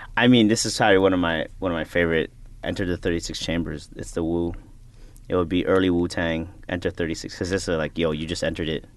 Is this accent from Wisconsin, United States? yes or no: no; Chicago, Illinois, United States; now in Brooklyn, United States; I'm a Filipino American ra, you know, raised in Chicago, living in Brooklyn